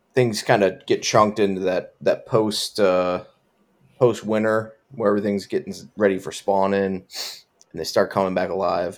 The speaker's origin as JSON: {"language": "English", "town": "Buffalo", "region": "New York", "country": "United States", "said": "I'm from Buffalo"}